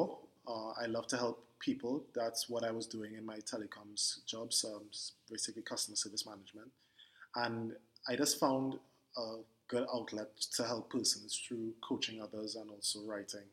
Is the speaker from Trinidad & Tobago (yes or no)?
yes; Port of Spain, Trinidad & Tobago; I am born and raised in Port of Spain, Trinidad, and still in Trinidad